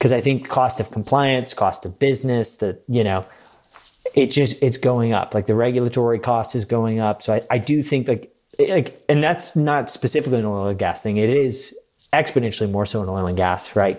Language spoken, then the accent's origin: English; El Segundo, California, United States; I grew up in El Segundo, which is a, you know, the name of the second refinery town, big Chevron hub there.